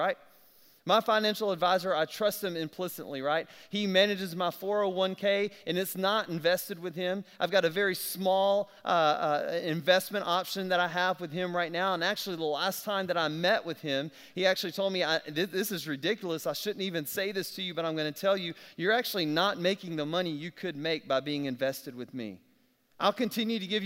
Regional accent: South Alabama, United States; I'm from South Alabama

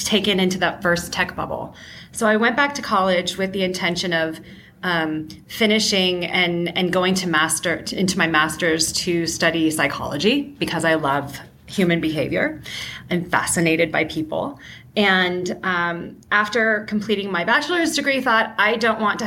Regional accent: San Francisco Bay Area, California, United States; moved away as an adult; now in Seattle, United States; I am originally from the San Francisco Bay Area, currently living in Seattle

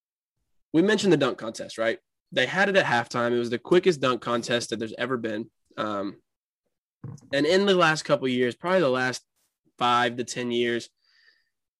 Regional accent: Indiana, United States; We're from Indiana

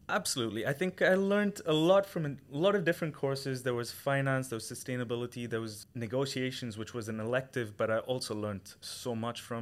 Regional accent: Chennai, Tamil Nadu, India; moved away as an adult; I come from India. from a small metro in the south called Chennai.

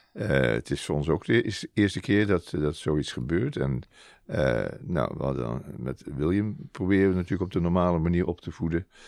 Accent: Rotterdam, South Holland, Netherlands; also born or lived in Zeeland; ik ben niet echt een Zeeuw, ik ben meer een Rotterdammer. Het was toevallig dat we even in eh, Zeeland woonden vanwege het werk van mijn vader

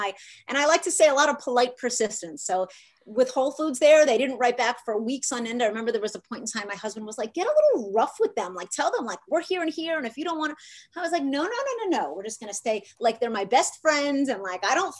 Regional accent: New York, United States; moved away; I come from New York

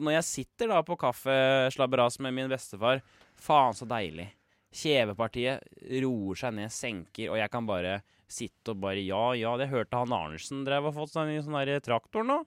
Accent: Kongsberg, Buskerud, Norway; also born or lived in Majorstua, Oslo; now in Oslo, Norway; der jeg er fra i Kongsberg, litt ja. ute i Sundegrenda. Der hele barneskolen, helt opp til liksom slutten av ungdomsskolen

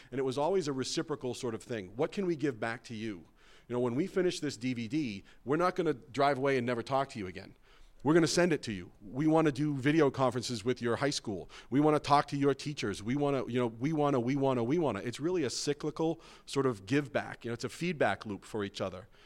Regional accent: Salem, Massachusetts, United States; I was born and raised in Salem

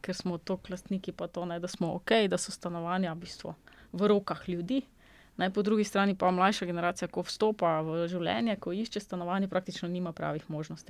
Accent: Slovenia

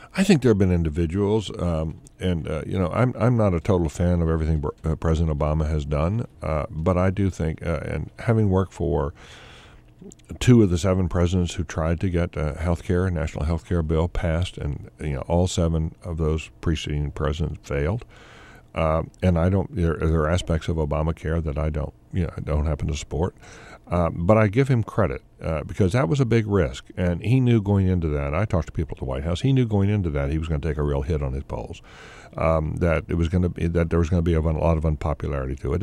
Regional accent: the South, United States; growing up in the South. You know, we, I grew up on a dirt road there

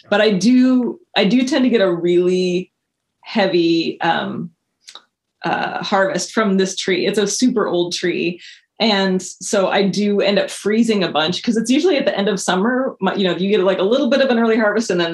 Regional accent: Montana, United States; moved away as an adult; now in Portland, United States; I moved out here right after my 18th birthday. I grew up in Montana.

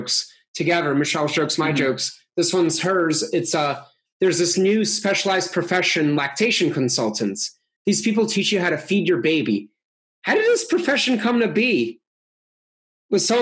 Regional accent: Russia; now in United States; I was born in Russia

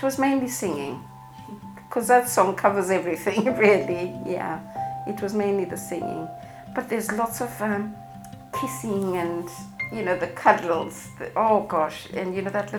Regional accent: Zimbabwe; now in England; I'm from Zimbabwe originally

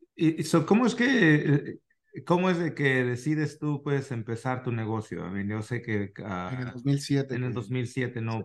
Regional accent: Mexico; now in United States; somos mexicanos de corazón, pero al último de, también pues vivimos en otro país

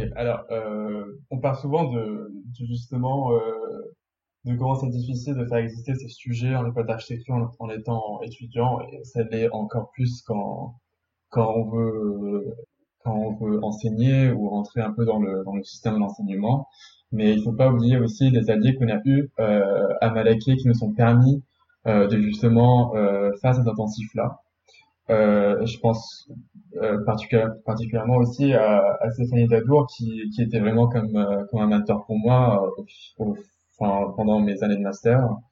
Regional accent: Beirut, Beirut Governorate, Lebanon; now in Paris, France; je suis natif de Beyrouth

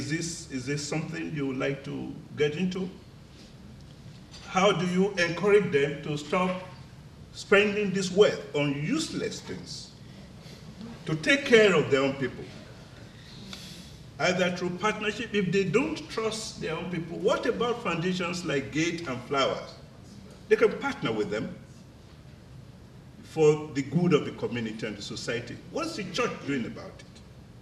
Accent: Nigeria; I'm a Nigerian

